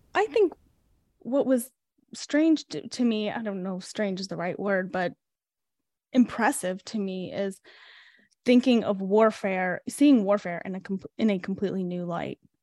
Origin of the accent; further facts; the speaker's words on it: Chicago, Illinois, United States; also born or lived in Ukraine; And we moved to Chicago, and that's where we grew up